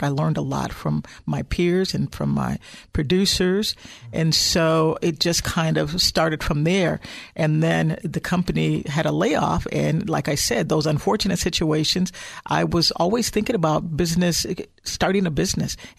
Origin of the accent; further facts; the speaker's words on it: Chicago, Illinois, United States; now in Silicon Valley, United States; I'm actually originally from Illinois, Chicagoland area